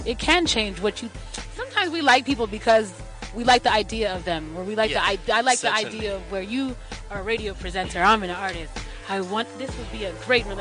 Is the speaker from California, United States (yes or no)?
yes; Los Angeles, California, United States; also born or lived in Kenya; you can hear my accent, like, you know, I was born